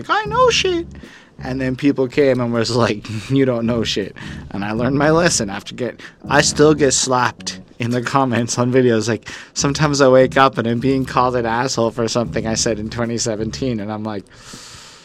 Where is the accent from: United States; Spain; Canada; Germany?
Canada; I'm a Canadian.